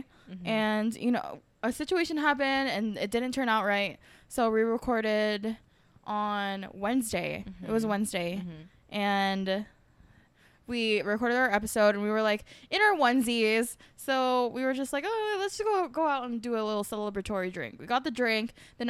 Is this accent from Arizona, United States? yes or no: yes; Arizona, United States; We're from Arizona. Arizona is like a hot spot for that shit.